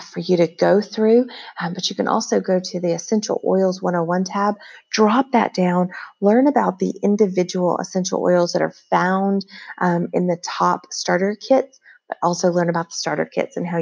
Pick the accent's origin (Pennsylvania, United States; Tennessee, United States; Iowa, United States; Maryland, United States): Tennessee, United States; now in Las Vegas, United States; we currently live in Las Vegas, Nevada, but I'm from Tennessee, born and raised, and well, not born there, but raised there from the age of 2 on